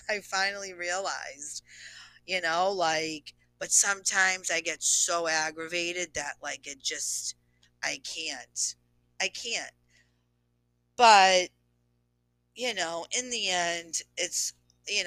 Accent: Boston, Massachusetts, United States; I'm a Bostonian

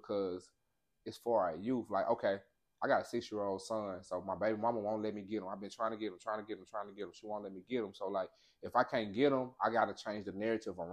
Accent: Pine Bluff, Arkansas, United States; That's where I come from, right? Pine Bluff

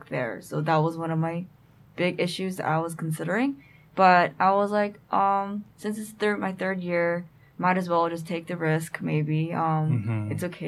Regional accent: Southern California, United States; I'm from Southern California.

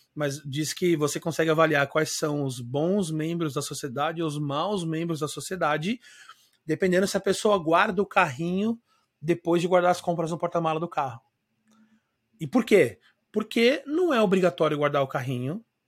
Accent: São Paulo, Brazil; moved away as an adult; now in Florianópolis, Brazil; eu sou natural de São Paulo, mas eu moro em Floripa há 19 anos já

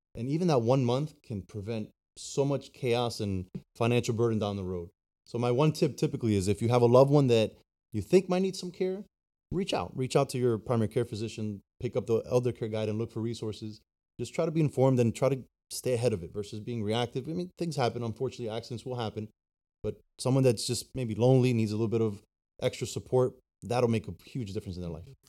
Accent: New Jersey, United States; now in Florida, United States; I was born in New Jersey and been down here in Florida now for thirteen years

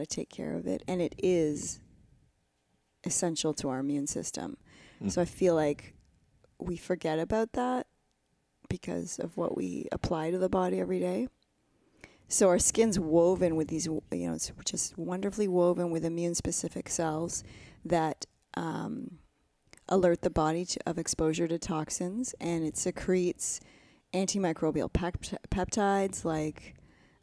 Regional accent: Canada; also born or lived in Ontario; I'm fully Canadian

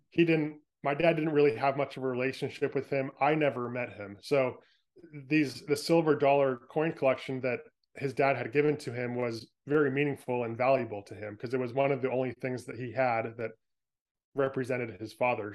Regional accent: San Francisco Bay Area, California, United States; moved away as an adult; now in Oregon, United States; I grew up in San Francisco Bay Area

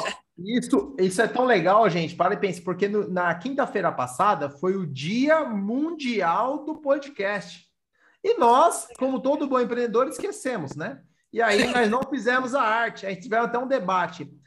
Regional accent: São Paulo, Brazil; eu sou paulista

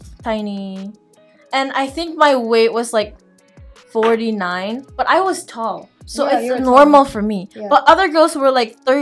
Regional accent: Philippines; moved away; growing up in the Philippines, I was tall. I was tall for my country, being a Filipina

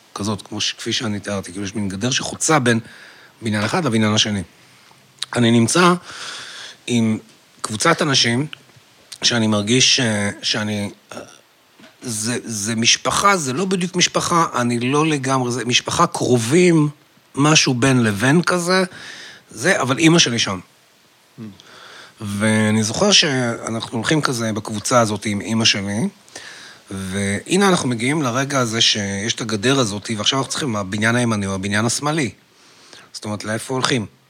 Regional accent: Haifa, Haifa District, Israel; אני גדלתי בחיפה

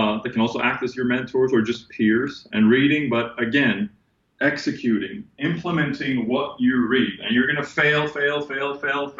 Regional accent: Sweden; moved away as an adult; now in United States; born and raised in Sweden

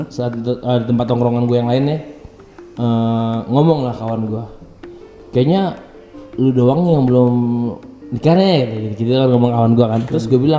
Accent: Padang, West Sumatra, Indonesia; Mas Insan udah tau kan oh, gue orang Padang ya udah kayak udah kayak udah gitu.

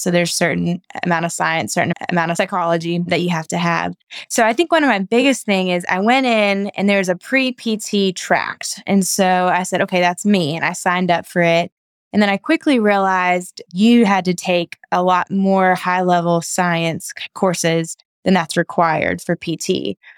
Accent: Knoxville, Tennessee, United States; moved away as an adult; also born or lived in Chattanooga, Tennessee; now in Nashville, United States; I'm from Knoxville, Tennessee, and went to school in Chattanooga

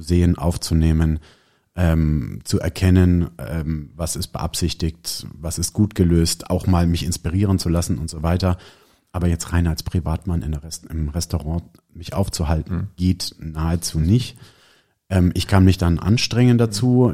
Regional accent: Neunkirchen, Bavaria, Germany; ich bin hier ja auch in der Nähe aufgewachsen an einem Dorf mit dem schönen Namen Neunkirchen, fränkisch Neikern

